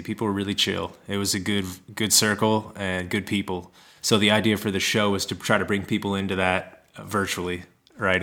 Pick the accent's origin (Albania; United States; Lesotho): United States; Kansas City; moved away; also born or lived in Colorado / Minneapolis, Minnesota; originally, I'm from Kansas City, and kind of was bouncing around, and went out to Colorado and cultivated for a while before getting to Minneapolis